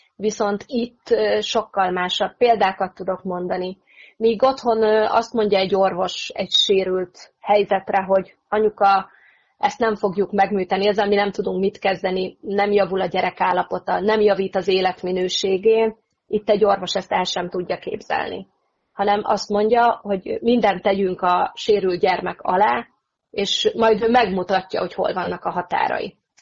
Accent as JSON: {"language": "Hungarian", "country": "Hungary", "moved": "as an adult", "lives_now": "England, United Kingdom", "said": "én igazából még mindig egy kicsit magyar vagyok"}